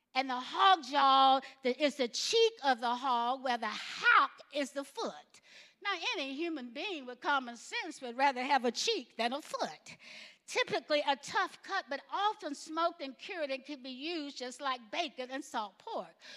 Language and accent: English; Alabama, United States; growing up in Alabama